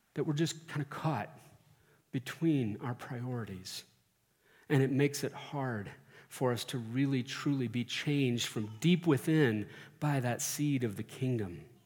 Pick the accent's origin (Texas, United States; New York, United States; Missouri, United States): Texas, United States; Central; now in Colorado, United States; growing up in Central Texas